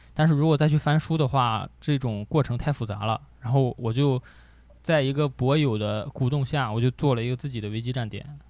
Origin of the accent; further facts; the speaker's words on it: Gaomi, Shandong, China; 高米，潍坊，潍坊高米。对，我们那个地方的话，生活就是消费水平很低，很低